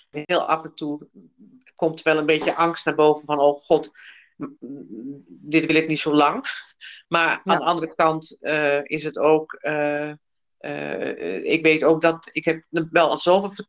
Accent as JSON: {"language": "Dutch", "country": "United Kingdom", "said": "ik, ik Brits dan en ik ben Britse."}